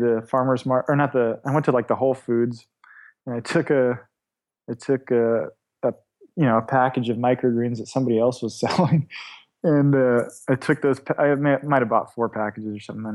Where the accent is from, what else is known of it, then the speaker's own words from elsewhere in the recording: Davis, California, United States; moved away as an adult; also born or lived in Sweden / Edinburgh, Scotland / Portland; Davis, California. So just right between Lake Tahoe and San Francisco in the valley right there